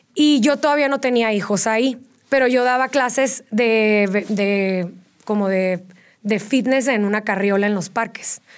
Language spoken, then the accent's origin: Spanish; Tijuana, Baja California, Mexico; moved away as an adult; now in Querétaro, Mexico; yo soy de Tijuana. Sí. Llevo ya 10 años viviendo aquí en Querétaro